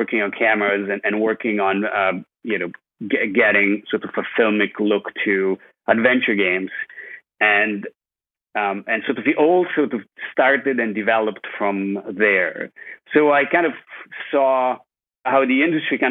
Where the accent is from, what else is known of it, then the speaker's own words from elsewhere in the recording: Italy; moved away as an adult; also born or lived in Scotland / California; now in Los Angeles, United States; I grew up in Italy